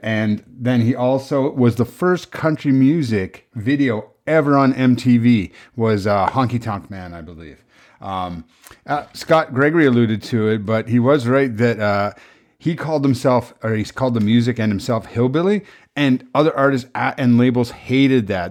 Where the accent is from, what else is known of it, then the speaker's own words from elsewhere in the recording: Prince Edward Island, Canada; I was raised in Prince Edward Island